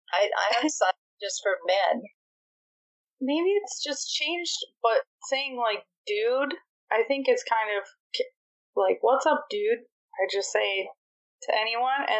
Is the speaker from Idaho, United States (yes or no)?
no; Makaha, Hawaii, United States; now in Honolulu, United States; I live in Honolulu now, but uh, mm-hmm. my my home is Makaha Beach.